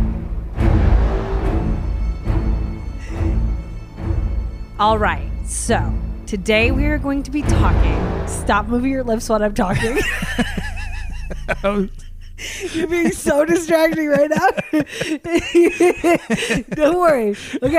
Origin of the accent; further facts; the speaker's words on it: United States; I'm an American